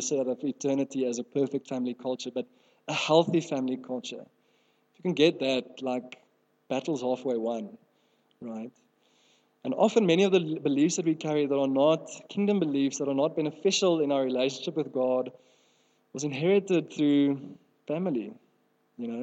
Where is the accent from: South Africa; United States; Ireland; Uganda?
South Africa; first language Afrikaans; English is a second language; I grew up in Afrikaans home.